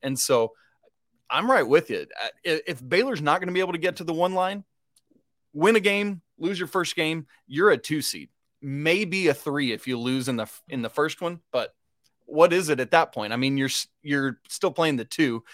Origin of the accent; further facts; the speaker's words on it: England, United Kingdom; I am a, a pale-skinned Brit. I was born in England